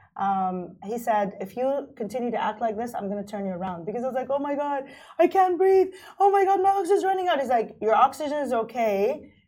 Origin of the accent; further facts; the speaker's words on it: Kuwait; moved away as an adult; now in Dubai, United Arab Emirates; I grew up in Kuwait. I was born and raised in Kuwait